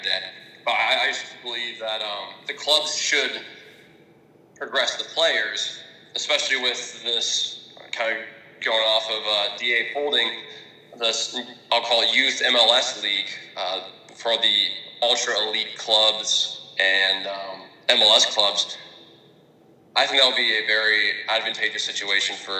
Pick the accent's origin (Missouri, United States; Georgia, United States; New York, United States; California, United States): Georgia, United States; Atlanta; Atlanta, my hometown team